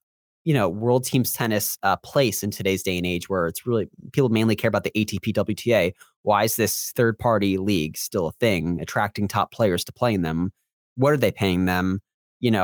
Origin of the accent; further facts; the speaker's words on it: Florida, United States; Again, I'm from Central Florida, so we have a major hurricane coming as of this recording.